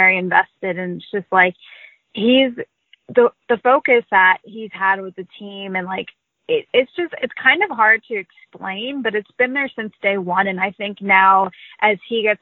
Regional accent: Boston, Massachusetts, United States; also born or lived in Cleveland; But I was born in Boston

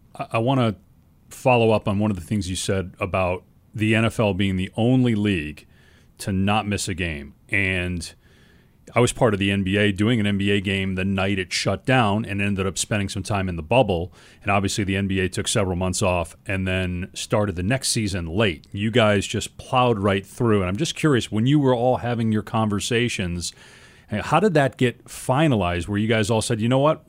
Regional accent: Madison, Wisconsin, United States; moved away as an adult; also born or lived in Syracuse, New York / East Coast / Midwest; now in Arizona, United States; I grew up in Madison, Wisconsin, and I didn't leave the state until I was eighteen years old

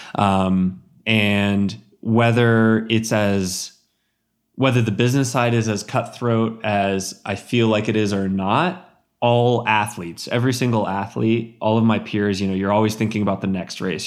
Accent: Central Texas, United States; moved away; growing up in Central Texas

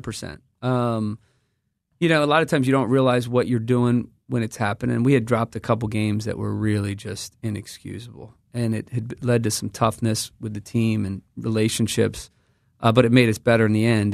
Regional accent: United States; I come from the United States of America.

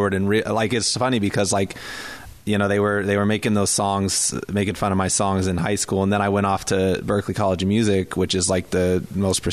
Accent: Whidbey Island, Washington, United States; also born or lived in Boston; now in Tacoma, United States; I grew up on Whidbey Island

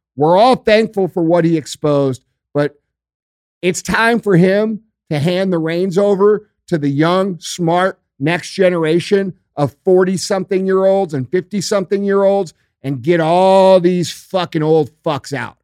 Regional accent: Missouri, United States; I'm from Missouri.

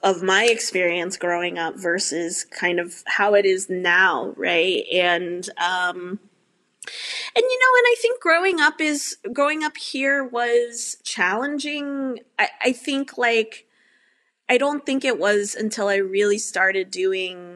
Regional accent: suburb outside of Houston, Texas, United States; moved away; I grew up in a suburb outside of Houston

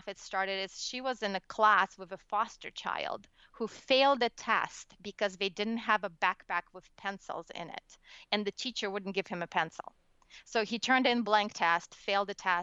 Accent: Russia; born or raised there; English is a second language; moved away as an adult; now in United States

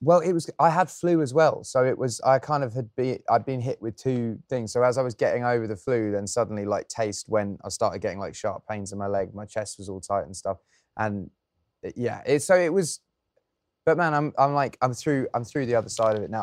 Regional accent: England, United Kingdom; as an Englishman

